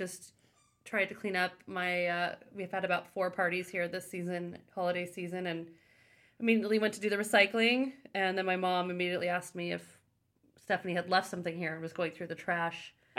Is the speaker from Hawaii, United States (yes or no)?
no; Palo Alto, California, United States; We are coming at you from my family home from growing up in Palo Alto, California